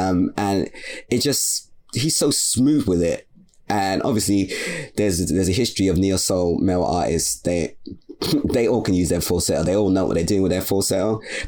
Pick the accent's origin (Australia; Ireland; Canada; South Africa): Canada; I'm from Canada, but yeah, you are getting some neo soul shit.